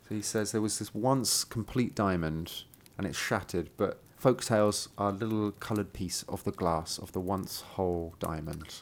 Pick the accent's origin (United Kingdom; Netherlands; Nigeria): United Kingdom; I'm British